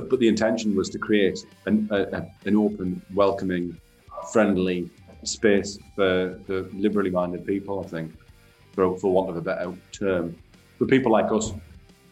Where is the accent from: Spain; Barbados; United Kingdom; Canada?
United Kingdom; Sunderland, North East England; now in Leeds, United Kingdom; But I'm from Sunderland